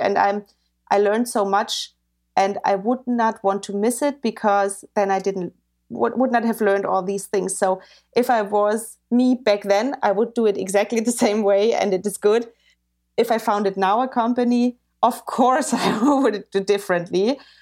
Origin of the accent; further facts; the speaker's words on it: Bavaria, Germany; I grew up in Bavaria